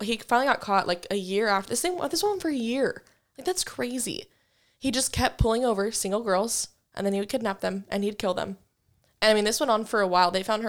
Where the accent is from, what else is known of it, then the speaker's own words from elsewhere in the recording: Wichita, Kansas, United States; Like, especially like growing up in Wichita, I feel like I'm just scared because, like, one, when I was little, BTK was still a thing.